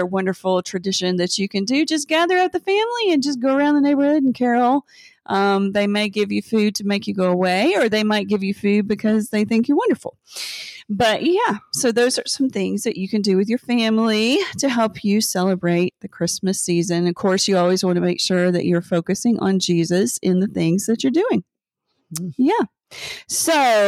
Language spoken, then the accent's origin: English; the South, United States; I grew up in the South